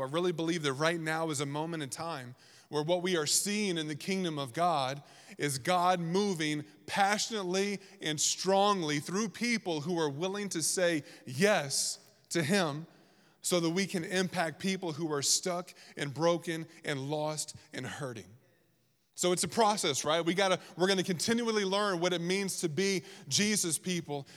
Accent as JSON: {"language": "English", "region": "Virginia", "country": "United States", "tie": "born or raised there", "moved": "yes", "said": "I grew up in Virginia"}